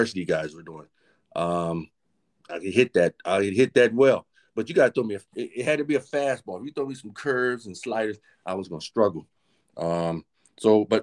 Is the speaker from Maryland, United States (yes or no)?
yes; Aberdeen, Maryland, United States; also born or lived in North Carolina / Havre de Grace, Maryland; I grew up in Aberdeen, Maryland, a place called Perryman, Maryland, just a little bit south of Aberdeen